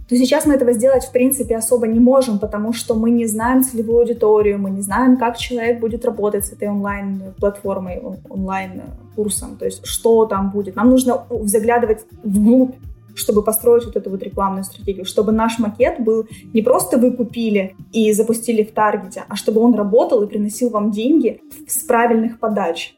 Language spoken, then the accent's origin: Russian; Ukraine